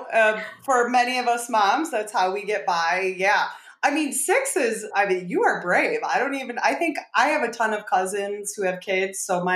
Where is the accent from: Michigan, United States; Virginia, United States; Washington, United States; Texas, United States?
Michigan, United States; I am from Michigan